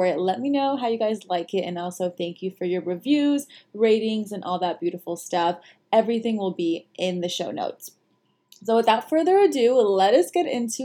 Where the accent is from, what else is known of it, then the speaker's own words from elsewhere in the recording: Los Angeles, California, United States; I was actually born in America in Los Angeles and really proud of both cultures. And I have lived in LA my whole entire life